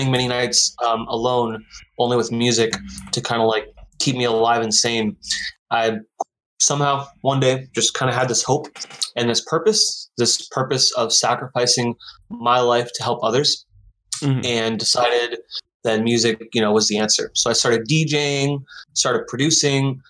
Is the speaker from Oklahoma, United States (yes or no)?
no; Seattle, Washington, United States; now in Portland, United States; I'm from Seattle. I live in Portland